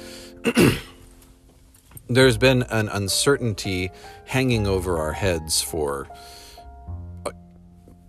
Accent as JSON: {"language": "English", "country": "United States", "said": "I'm an American human"}